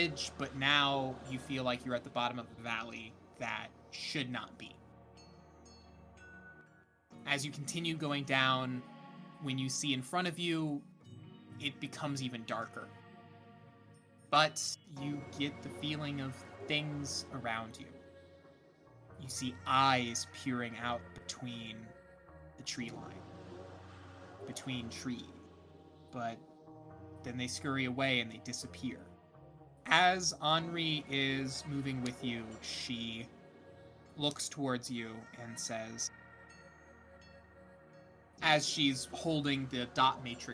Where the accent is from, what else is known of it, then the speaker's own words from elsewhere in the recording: United States; I'm an American